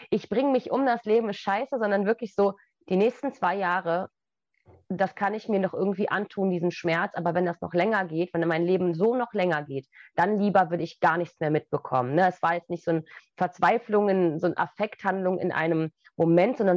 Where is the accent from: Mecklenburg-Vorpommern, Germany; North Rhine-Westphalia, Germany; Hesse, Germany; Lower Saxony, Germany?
Lower Saxony, Germany; Goslar; Der deutsche Harz, also ich bin in Goslar groß geworden dann